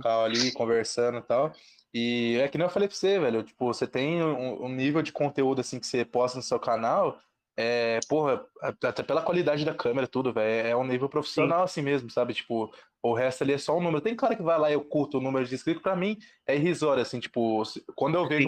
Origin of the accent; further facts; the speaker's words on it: Ribeirão Preto, São Paulo, Brazil; eu sou de Ribeirão